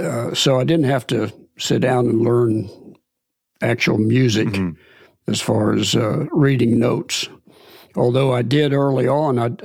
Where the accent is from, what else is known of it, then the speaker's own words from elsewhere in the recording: Red Line, Pennsylvania, United States; I'm from Red Line, Pennsylvania, which isn't too far from where you're sitting right now